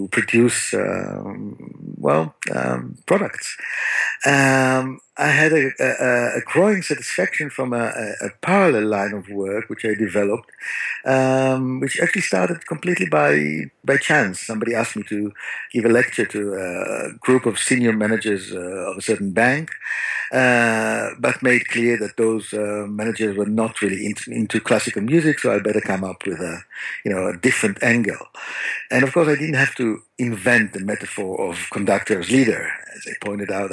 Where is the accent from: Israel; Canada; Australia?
Israel; Tel Aviv, Tel Aviv District; I grew up in Tel Aviv